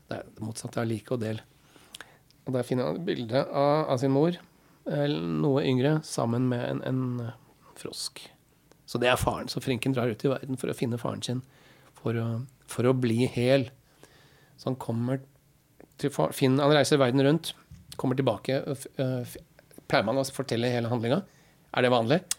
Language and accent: Norwegian; Halden, Østfold, Norway; now in Oslo, Norway; Men hvis jeg sier jeg er fra Halden, så kjennes ikke det heller helt riktig ut. For jeg